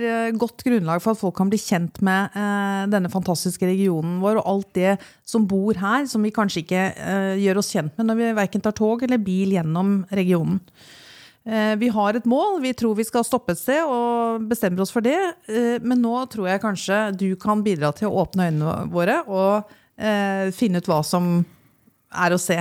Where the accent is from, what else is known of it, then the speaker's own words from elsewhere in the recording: Eastern Norway, Norway; Vi kommer jo fra Østlandet.